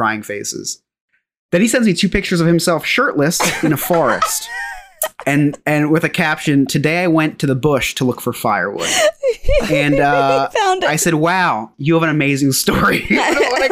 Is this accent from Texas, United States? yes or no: no; New Jersey, United States; I'm from a state called New Jersey in America